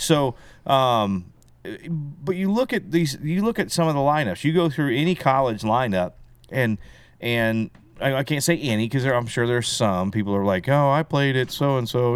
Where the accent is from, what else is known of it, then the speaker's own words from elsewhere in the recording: Belton, Missouri, United States; also born or lived in Texas; We moved from Texas, uh, to Belton in eighty-one. Uh, so I started first grade